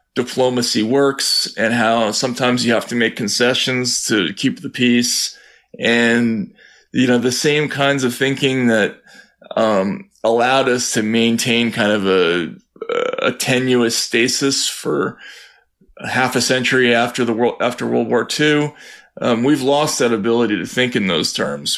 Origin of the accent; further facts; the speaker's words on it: United States; moved away as an adult; also born or lived in Russia; relieved I was to come from the United States